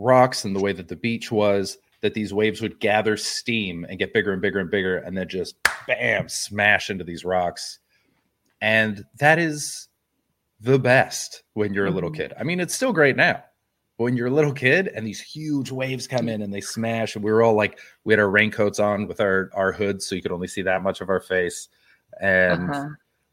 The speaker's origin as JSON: {"language": "English", "area": "West Coast", "region": "British Columbia", "country": "Canada", "also_born_or_lived": "Montreal, Canada", "moved": "as an adult", "lives_now": "Ireland", "said": "I'm from the West Coast"}